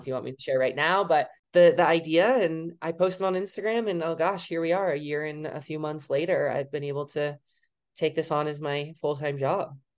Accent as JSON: {"language": "English", "region": "Wisconsin", "country": "United States", "tie": "born or raised there", "also_born_or_lived": "Colorado", "moved": "as an adult", "said": "I'm from Wisconsin, obviously."}